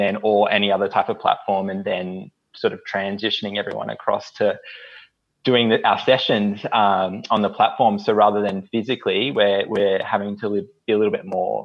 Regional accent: Northern New South Wales, Australia; moved away as an adult; now in Brisbane, Australia; I grew up in Northern New South Wales and then moved up here for uni

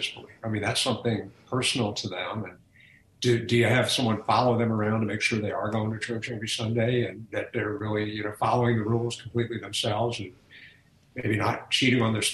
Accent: Atlanta, Georgia, United States; moved away; I grew up in Atlanta

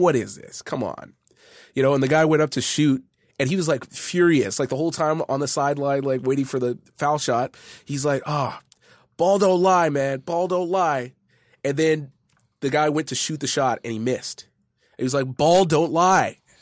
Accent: Edmonton, Alberta, Canada; I was born and raised in Edmonton

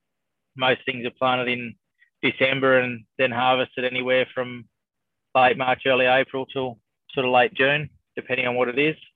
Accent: Bathurst, New South Wales, Australia; also born or lived in Sydney, Australia; now in Northern Territory, Australia; I was born in Sydney and then mum and dad bought a little hobby farm out near Bathurst

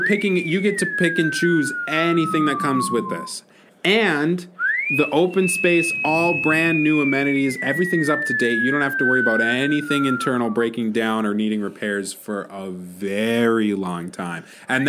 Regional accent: Minnesota, United States; No. So I'm from Minnesota.

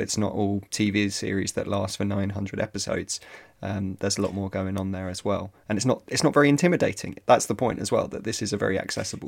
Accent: Ireland; I'm Irish

